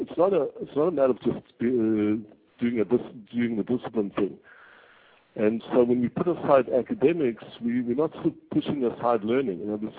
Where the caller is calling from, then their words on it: Israel; I'm actually calling from Israel.